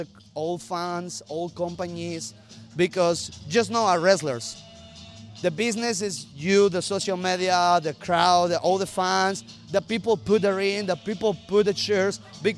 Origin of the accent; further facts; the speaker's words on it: Mexico; English is a second language; because we come from Mexico